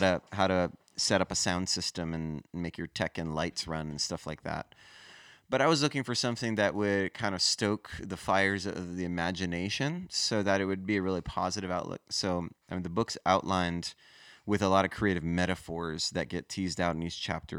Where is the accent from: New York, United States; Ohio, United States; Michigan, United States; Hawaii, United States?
Hawaii, United States; moved away as an adult; also born or lived in Los Angeles / Denver; now in South Florida, United States; I grew up in Hawaii